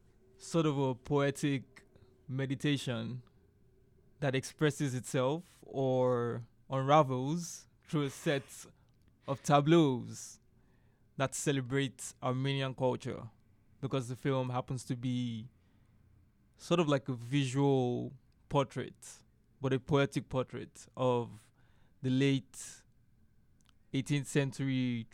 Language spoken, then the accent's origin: English; Nigeria; now in Savannah, United States; I've lived in Nigeria all my life, and I came to Savannah just to study film